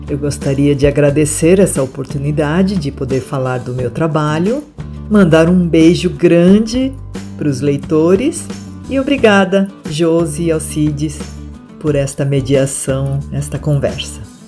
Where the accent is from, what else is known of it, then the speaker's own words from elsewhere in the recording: Asahi farm, interior of São Paulo, Brazil; first language Japanese; Portuguese is a second language; O sítio onde eu nasci e cresci ficava longe da cidade